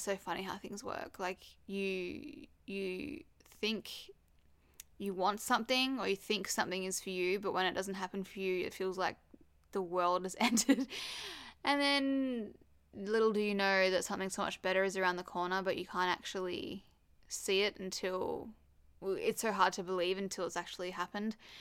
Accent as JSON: {"language": "English", "town": "Perth", "region": "Western Australia", "country": "Australia", "tie": "born or raised there", "also_born_or_lived": "Sydney", "moved": "yes", "said": "obviously I grew up in Perth, lived in Sydney, and then came back to Perth"}